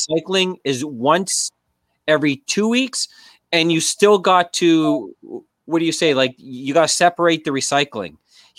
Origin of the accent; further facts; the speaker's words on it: Thunder Bay, Ontario, Canada; moved away; I'm from Thunder Bay.